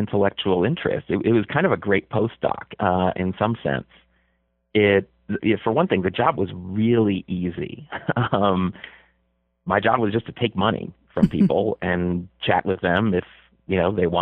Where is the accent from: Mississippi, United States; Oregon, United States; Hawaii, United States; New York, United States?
New York, United States; Buffalo; I was a little kid growing up in Buffalo